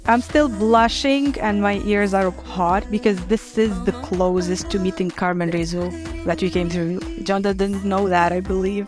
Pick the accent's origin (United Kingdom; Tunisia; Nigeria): Tunisia; my city where I was born in Tunisia